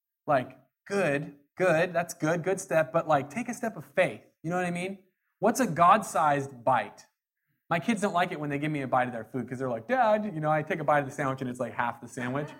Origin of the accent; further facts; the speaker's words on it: Jackson County, Southern Oregon, United States; I'm from Jackson County down in Southern Oregon